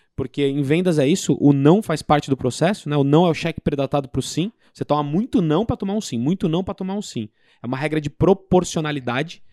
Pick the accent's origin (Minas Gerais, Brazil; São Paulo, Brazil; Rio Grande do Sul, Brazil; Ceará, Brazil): São Paulo, Brazil; fui em São Paulo, sou de São Paulo